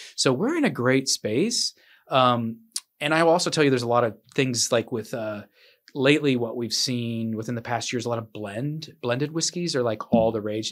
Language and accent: English; Midwest, United States; now in Bluffton, United States; I'm from the Midwest